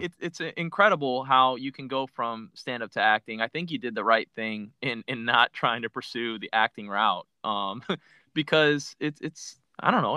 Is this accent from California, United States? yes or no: no; Miami, Florida, United States; I'm originally from Miami